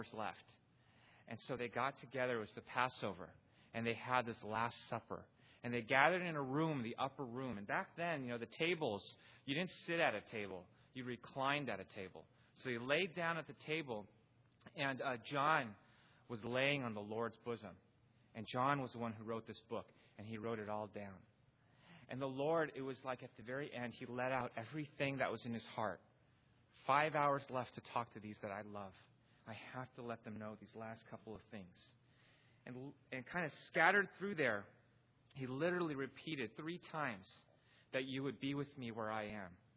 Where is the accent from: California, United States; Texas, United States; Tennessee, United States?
California, United States; Pasadena; I was born in Pasadena, California